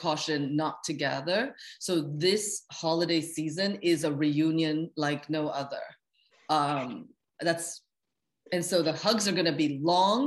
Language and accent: English; New York City, New York, United States; also born or lived in London; as a New Yorker